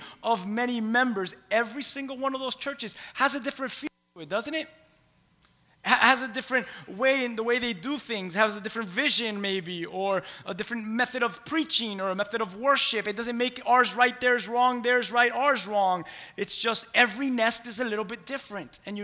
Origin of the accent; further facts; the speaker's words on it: Key West, Florida, United States; moved away; I'm from Key West. I'm a conch, C-O-N-C-H, Key West conch